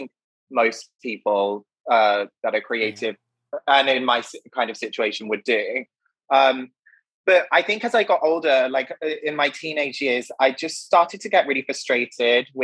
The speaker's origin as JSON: {"language": "English", "country": "United Kingdom", "tie": "born or raised there", "also_born_or_lived": "Oxford / Paris / London", "moved": "as an adult", "lives_now": "New York, United States", "said": "I was born in Oxford, but I grew up in the middle of the countryside in the United Kingdom"}